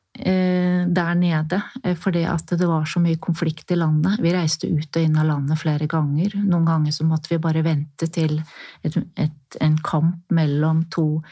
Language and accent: Norwegian; Norway; jeg er norsk